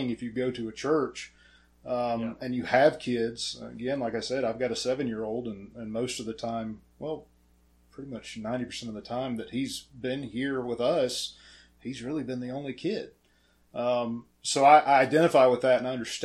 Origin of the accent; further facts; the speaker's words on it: Pickens, South Carolina, United States; Born and raised in Pickens